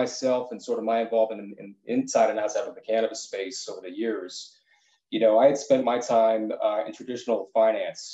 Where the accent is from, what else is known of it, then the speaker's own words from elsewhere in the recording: East Coast, United States; moved away as an adult; also born or lived in San Diego, United States; now in Los Angeles, United States; I'm originally from the East Coast and I spent a lot of time out on the East Coast.